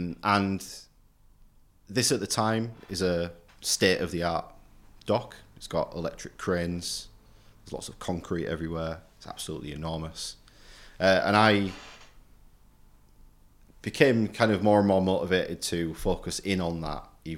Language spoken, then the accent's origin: English; Hull, Yorkshire and the Humber, United Kingdom; because I'm from Marfleet. So I grew up in the shadow of Craven Park, hearing the speedway and the rugby at one side and the ship's hooters at the other side